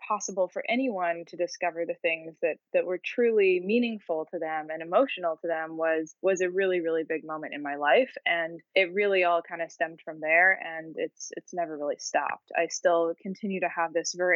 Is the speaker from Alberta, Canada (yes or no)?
yes; Edmonton, Alberta, Canada; I'm from a place called Edmonton, which is a pretty isolated city in Canada. It's pretty far north. And I grew up there